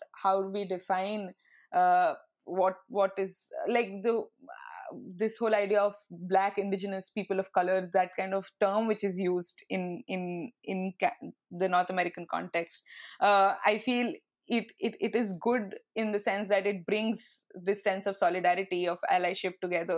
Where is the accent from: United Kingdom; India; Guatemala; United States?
India; moved away as an adult; now in Canada; as an Indian student